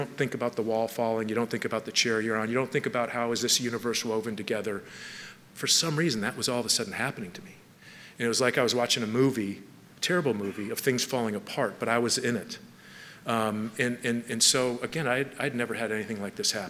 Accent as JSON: {"language": "English", "town": "Palos Verdes", "region": "California", "country": "United States", "tie": "born or raised there", "said": "I grew up in Southern California in Palos Verdes"}